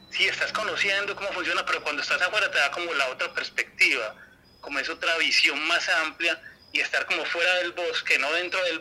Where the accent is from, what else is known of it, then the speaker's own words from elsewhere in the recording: Girardota, Antioquia, Colombia; Yo soy de Girardot, Antioquia